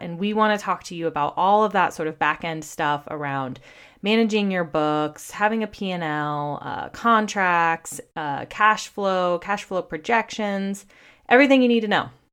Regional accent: California, United States; also born or lived in Washington, D.C.; I was born and raised in California. That's where I currently am. We live in Santa Cruz, California.

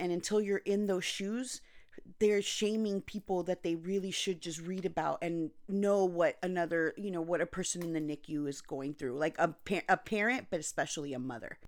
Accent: Anaheim, California, United States; also born or lived in Costa Rica / North Carolina; I was born and raised in Anaheim, California, but I also lived in Costa Rica and North Carolina

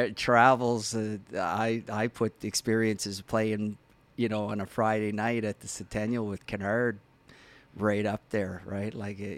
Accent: Halifax, Nova Scotia, Canada; I grew up around the Dingle area, actually.

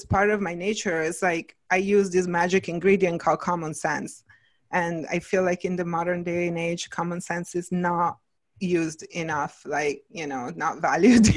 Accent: Italy; moved away as an adult; now in Ojai, United States; I came when I was like 23 to the States. So it's been a minute, but at the same time I had, you know, my childhood and, you know, my younger years, I grew up in Italy

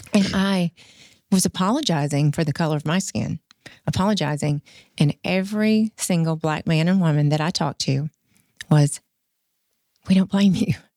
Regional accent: United States; moved away; I grew up in rural America

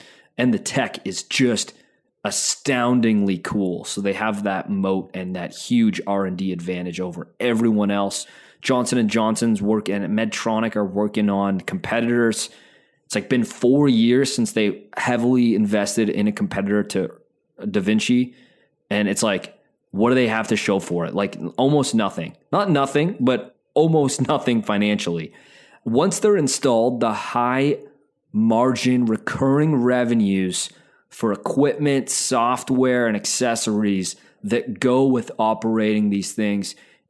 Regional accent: Calgary, Alberta, Canada; I'm from Calgary. Half my family lives in Edmonton.

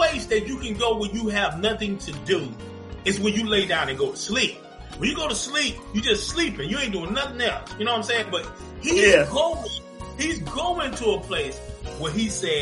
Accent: Zebulon, North Carolina, United States; now in Atlanta, United States; we're from North Carolina, Zebulon, North Carolina, to be exact, the zoo, Z-Town, all that good stuff. And we grew up listening to gospel music

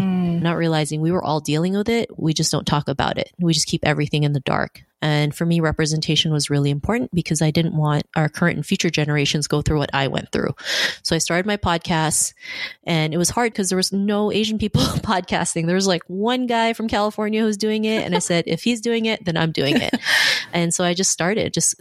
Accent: Toronto, Ontario, Canada; also born or lived in Philippines; I grew up in Toronto. I moved here when I was 7 from the Philippines

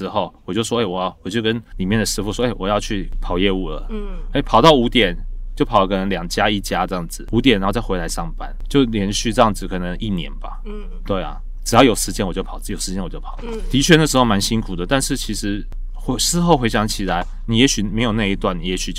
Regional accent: Fuzhou, Fujian, China; 因为我们是福州人，所以我们在福州，我们是在出远门的时候，或是生日当天，或是初一的早上，我们会吃一碗一碗叫做太平面。

